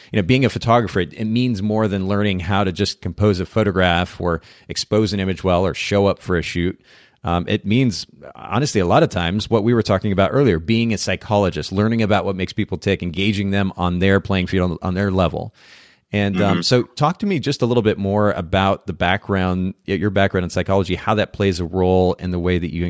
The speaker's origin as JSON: {"language": "English", "country": "Japan", "tie": "born or raised there", "said": "I grew up in Japan, for those who aren't familiar with that."}